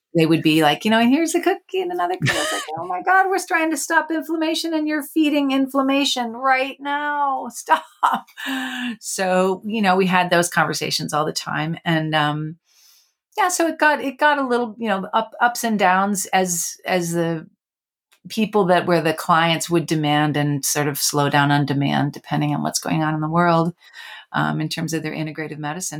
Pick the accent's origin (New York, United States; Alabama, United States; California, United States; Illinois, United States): Illinois, United States; Chicago; I grew up near Chicago